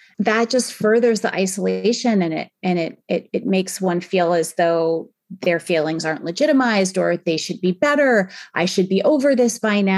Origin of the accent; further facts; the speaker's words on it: Northport, New York, United States; moved away as an adult; now in San Francisco, United States; I grew up on Long Island, which is just outside of New York City in New York